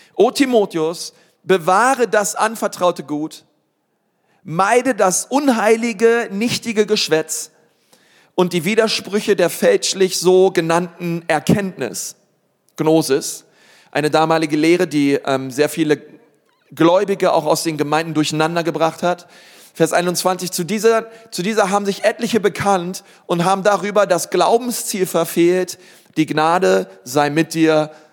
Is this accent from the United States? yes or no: no; Berlin, Germany; Ich bin aufgewachsen in Berlin-Spandau